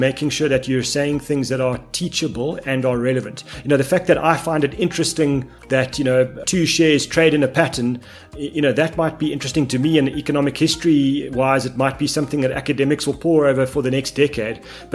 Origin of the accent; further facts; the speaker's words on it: South Africa; being South African